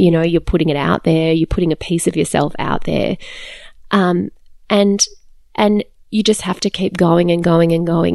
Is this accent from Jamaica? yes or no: no; Australia; also born or lived in Calgary, Alberta, Canada; I'm Australian born, but we lived in Canada for three years yes. and we lived in Calgary in Alberta